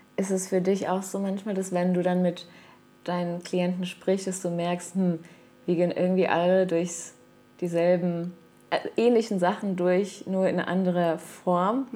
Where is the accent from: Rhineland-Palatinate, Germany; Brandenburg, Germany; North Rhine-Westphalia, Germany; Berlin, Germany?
Rhineland-Palatinate, Germany; Mainz; also born or lived in Caparica, Portugal; now in Portugal; in meiner Heimat, äh, meinem Geburtsort Mainz